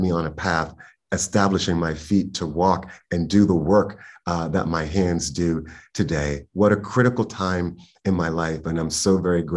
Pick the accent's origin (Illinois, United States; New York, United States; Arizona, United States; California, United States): New York, United States; New York City; I was born and raised in Harlem in the very late 60s and raised in the early 70s.